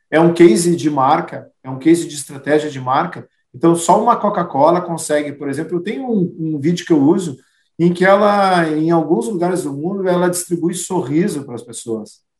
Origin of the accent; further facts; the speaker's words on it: Rio Grande do Sul, Brazil; e aí, até pela forma como nós gaúchos somos, né, que as coisas daqui são melhores que as coisas de lá.